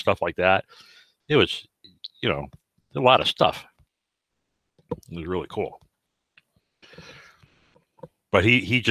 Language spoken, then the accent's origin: English; Connecticut, United States; moved away; I'm from Connecticut